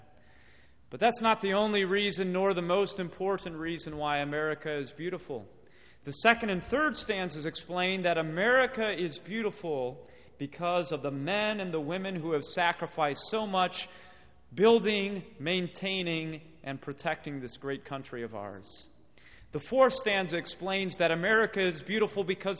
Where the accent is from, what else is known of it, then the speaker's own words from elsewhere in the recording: Midwest, United States; also born or lived in Watertown, Wisconsin; I'm from the Midwest